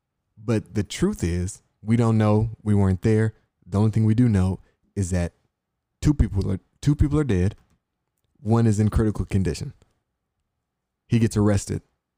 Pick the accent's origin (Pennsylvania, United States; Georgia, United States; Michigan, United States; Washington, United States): Michigan, United States; Inkster; And I came from Inkster, Michigan, city outside of Detroit. And the funny thing is, it was pretty much all black.